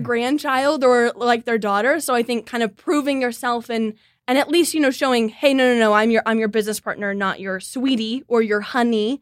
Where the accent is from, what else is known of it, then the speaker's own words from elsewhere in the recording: Kansas City, United States; born and raised in Kansas City.